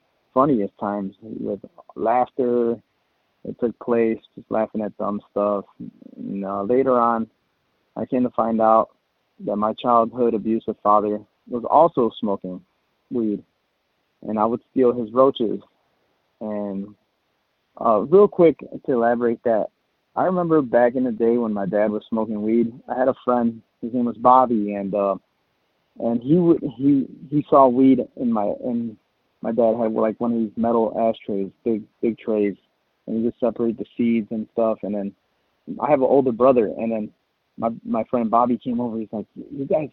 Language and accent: English; Chicago, Illinois, United States; I'm from Chicago.